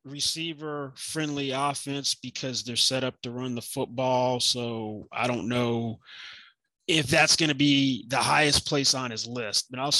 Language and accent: English; Nashville, Tennessee, United States; And I'm from Nashville saying that.